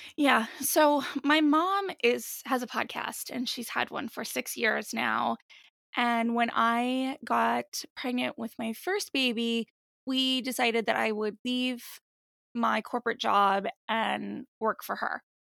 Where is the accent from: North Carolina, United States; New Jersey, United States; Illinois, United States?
New Jersey, United States; also born or lived in Washington, D.C. / Boston; I'm born and raised here